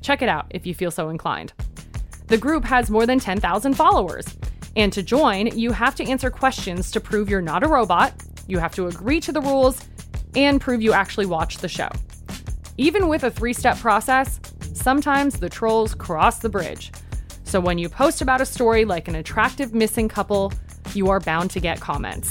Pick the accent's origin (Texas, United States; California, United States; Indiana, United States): California, United States; Coachella Valley; moved away as an adult; now in Los Angeles, United States; I was born and raised in the Coachella Valley.